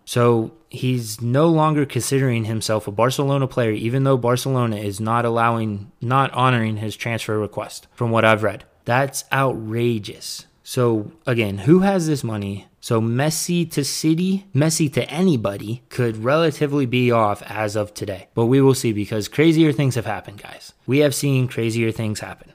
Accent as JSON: {"language": "English", "country": "United States", "said": "I'm an American"}